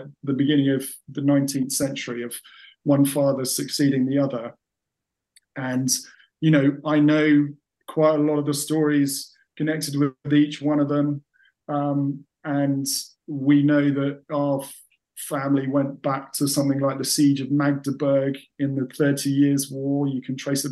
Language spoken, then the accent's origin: English; England, United Kingdom; I sound and am, to all intents and purposes, English.